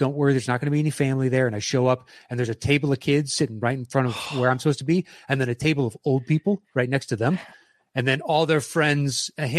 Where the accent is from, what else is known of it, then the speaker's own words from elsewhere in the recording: Nashville, Tennessee, United States; born there; Like I was born in Nashville. My family lives in Nashville, so I've visited there quite a bit.